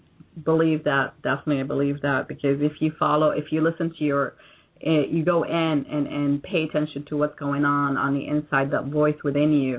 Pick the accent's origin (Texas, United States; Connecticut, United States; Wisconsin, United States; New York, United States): New York, United States; now in Florida, United States; I consider myself to be a New Yorker